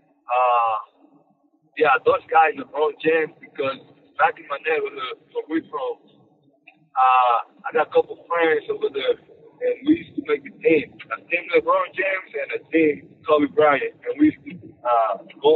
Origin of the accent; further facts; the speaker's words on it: Dominican Republic; English is a second language; now in United States; I'm Dominican from the Dominican Republic.